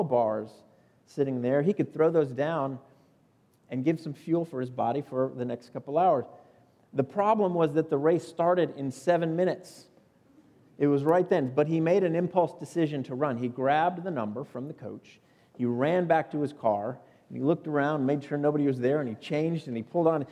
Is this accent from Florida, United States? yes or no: yes; South Florida, United States; moved away as an adult; now in Upstate South Carolina, United States; I grew up in South Florida.